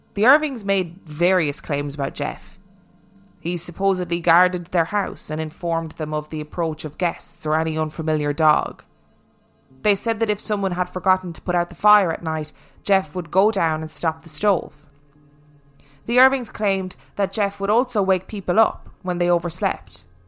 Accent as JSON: {"language": "English", "country": "Ireland", "said": "I am actually Irish."}